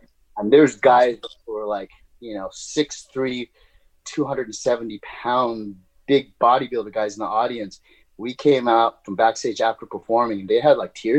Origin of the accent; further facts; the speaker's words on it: Ventura, California, United States; I grew up in Ventura, California